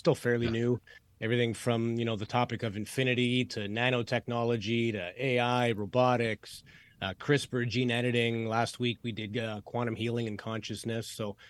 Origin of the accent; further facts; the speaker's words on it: Canada; I'm Canadian.